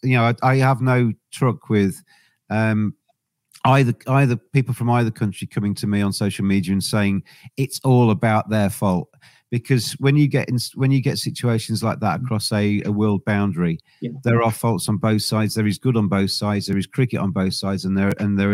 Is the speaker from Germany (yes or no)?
no; England, United Kingdom; I'm English